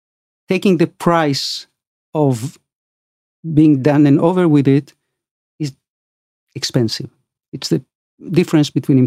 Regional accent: Argentina; You know, I came from Argentina.

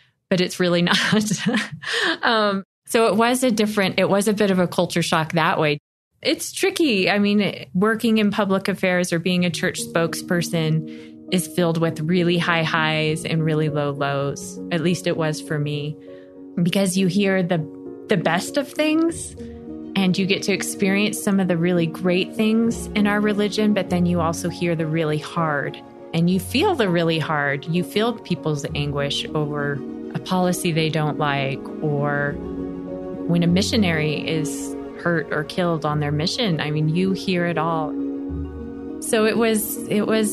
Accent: Las Vegas, Nevada, United States; moved away as an adult; now in Buffalo, United States; I was from Las Vegas and I loved my crazy hometown.

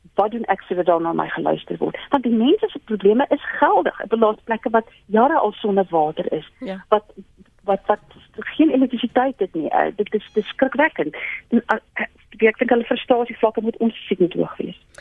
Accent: South Africa; ons as Suid-Afrikaners

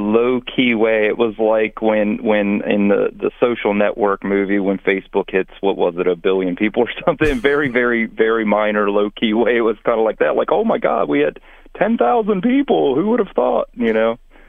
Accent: Maryland, United States; I grew up in Maryland

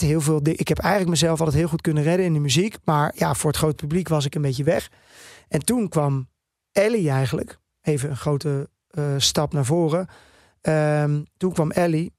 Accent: Netherlands; first language Dutch; ik ben gewoon een Nederlandse jongen. Dit is mijn taal waar ik het beste in schrijf

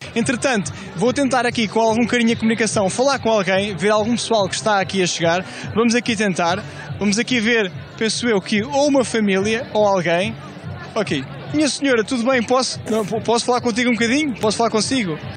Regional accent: Leiria District, Portugal; eu sou de Leiria

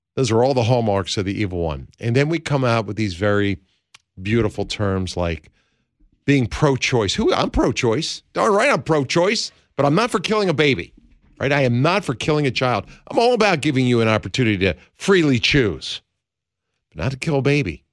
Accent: Pennsylvania, United States; moved away; this is my home state, I'm a son of Pennsylvania, I was born and raised in the land of William Penn

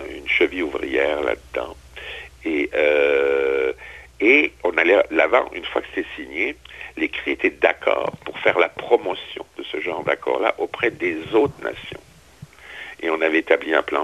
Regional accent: Strasbourg, Grand Est, France; moved away; à Strasbourg, qui est ma, ma ville d'origine, ma ville natale

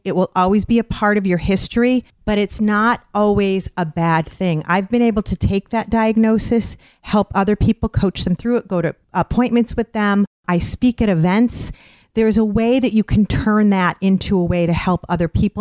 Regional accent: Westfield, Massachusetts, United States; I'm from Westfield, Massachusetts, Western Massachusetts

